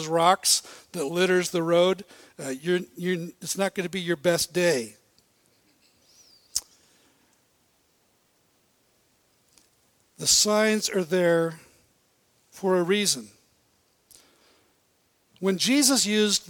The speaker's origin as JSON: {"language": "English", "town": "Bellingham", "region": "Washington", "country": "United States", "tie": "born or raised there", "said": "I grew up in Bellingham"}